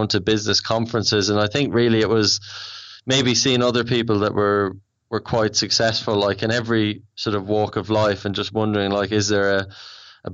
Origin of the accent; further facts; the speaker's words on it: Ireland; accent: Irish; moved away as an adult; also born or lived in Australia; now in London, United Kingdom; I'm Irish, if you can't tell by the accent.